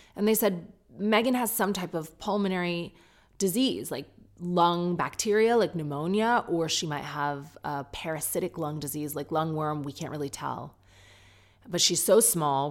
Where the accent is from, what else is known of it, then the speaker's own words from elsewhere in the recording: United Kingdom; I'm British